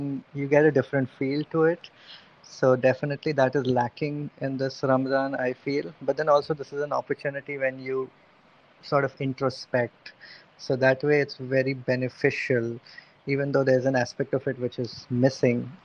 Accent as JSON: {"language": "English", "region": "Bihar", "country": "India", "also_born_or_lived": "Cardiff", "moved": "yes", "said": "because I'm from Bihar, so chana is an integral part of our iftar"}